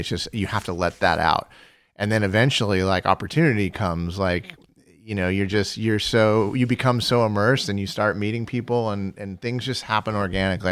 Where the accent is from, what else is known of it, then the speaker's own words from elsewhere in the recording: Fullerton, California, United States; I was born in Fullerton, California, and I lived across the street from Cal State Fullerton.